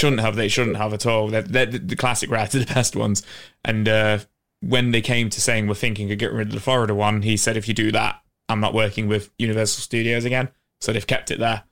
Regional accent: England, United Kingdom; we're from England

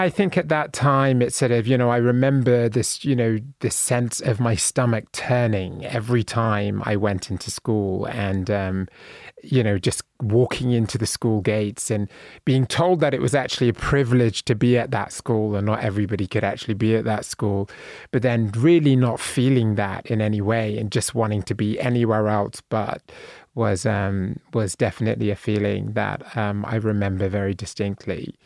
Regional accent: Bristol, South West England, United Kingdom; moved away as an adult; now in United States; I was born in a city called Bristol in England at Saint Michael's Hill Hospital, and then I was raised in Bristol.

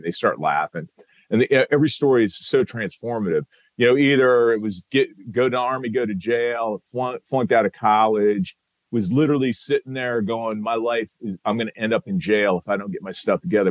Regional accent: Iowa City, Iowa, United States; moved away; I joined the Army Reserve when I was 17, served, I was in from Iowa City, Iowa

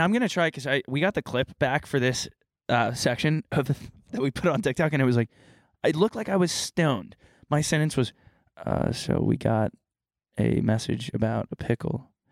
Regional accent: Texas, United States; Southern, I'm from Texas.

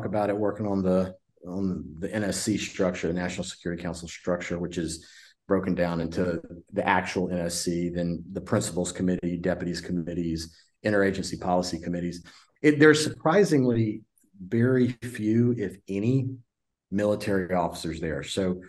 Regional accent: Louisiana, United States; moved away; So I grew up in Louisiana as one creature of the swamp

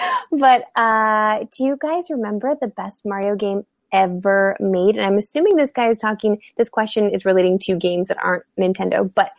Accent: Saskatchewan, Canada; I grew up in Saskatchewan

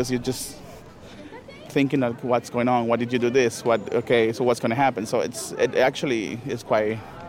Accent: Cuba; moved away as an adult; also born or lived in Havana; now in Matamoros, Mexico; I'm gay, it became really hard for me to be openly gay back home.

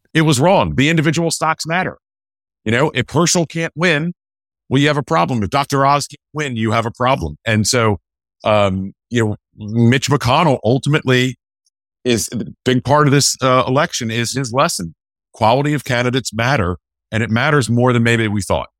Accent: Winston-Salem, North Carolina, United States; moved away; also born or lived in Richmond, Virginia; I grew up in Winston-Salem, North Carolina, and Richmond, Virginia

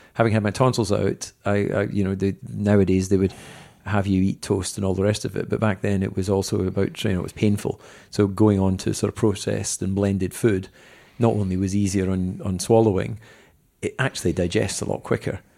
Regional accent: Dumfries, Scotland, United Kingdom; I was born in Dumfries.

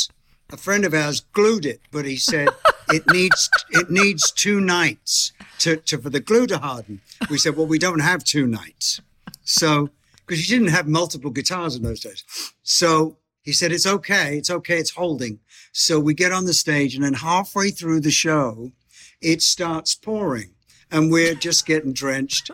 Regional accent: Bromley, London, United Kingdom; also born or lived in Beckenham; I was born in Beckenham Hospital and lived in the area of Bromley.

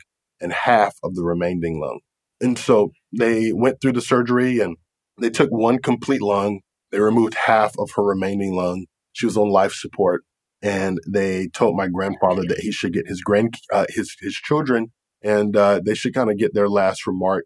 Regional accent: Raleigh, North Carolina, United States; born or raised there; now in Jacksonville, United States

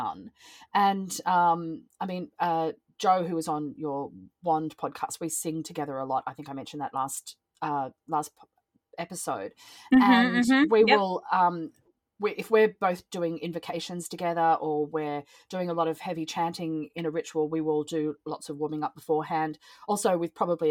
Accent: Australia; I'm from Australia, so as you can hear by the accent

